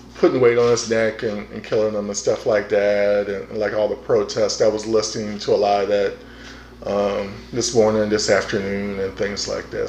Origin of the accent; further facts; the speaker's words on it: Prince George's County, Maryland, United States; moved away; I grew up in Prince George County